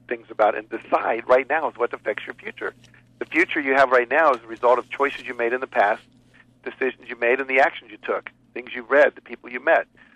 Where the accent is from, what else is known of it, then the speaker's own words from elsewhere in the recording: West Virginia, United States; moved away; also born or lived in Texas / Chicago; my parents moved to West Virginia, 48th worst state educational system when there were only 48 states. Yeah. I grew up going to those schools.